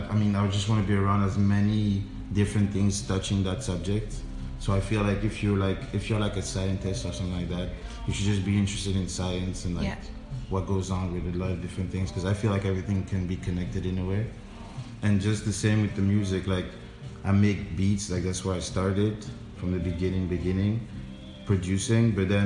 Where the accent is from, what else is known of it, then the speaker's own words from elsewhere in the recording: Belgium; born there; I'm originally from Burundi. Like, both my parents are from Burundi. So that's a country, like, East Africa. So next to Congo, Rwanda, whatever. And they moved to Belgium. So I was born in Belgium.